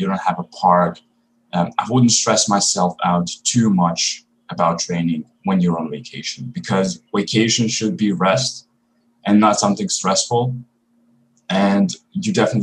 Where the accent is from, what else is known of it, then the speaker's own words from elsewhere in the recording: Croatia; now in Germany; I'm going back to my hometown